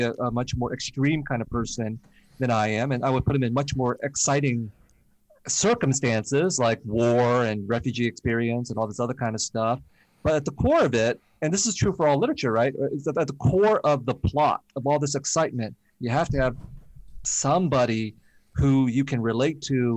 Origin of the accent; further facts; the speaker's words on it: San Jose, California, United States; also born or lived in Vietnam; I grew up in San Jose in a Vietnamese refugee community of the 1970s and 1980s